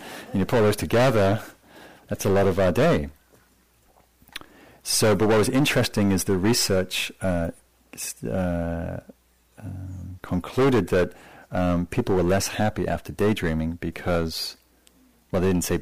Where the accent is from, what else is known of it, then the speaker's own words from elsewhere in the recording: England, United Kingdom; So I come from a nation, I come from England